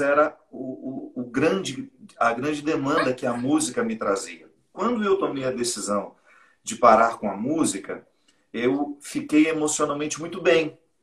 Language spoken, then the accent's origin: Portuguese; Minas Gerais, Brazil; now in Taubaté, Brazil; Sou mineiro, né? Mas moro no Vale do Paraíba há muitos anos.